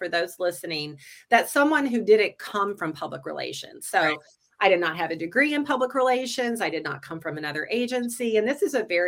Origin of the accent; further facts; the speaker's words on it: North Carolina, United States; moved away as an adult; now in Twin Cities, United States; I'm from the South. I grew up in North Carolina